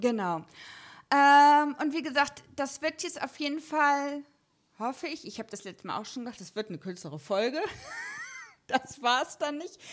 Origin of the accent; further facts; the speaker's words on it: Germany; Ich als reines Westkind